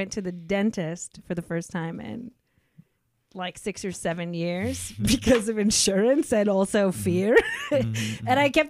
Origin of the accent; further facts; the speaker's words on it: Seattle, Washington, United States; we're from Seattle.